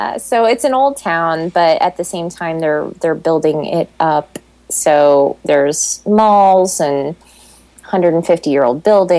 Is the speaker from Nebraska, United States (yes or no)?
yes; Omaha, Nebraska, United States; moved away; I grew up in Omaha